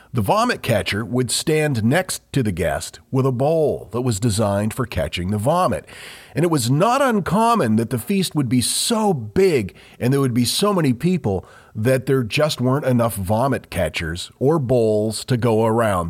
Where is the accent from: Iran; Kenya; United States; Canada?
United States; Maine; we grew up in Maine